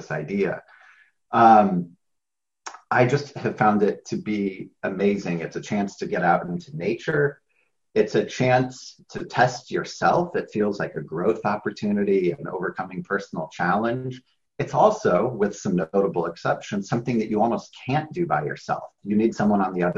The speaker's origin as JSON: {"language": "English", "country": "United States", "said": "I'm an American"}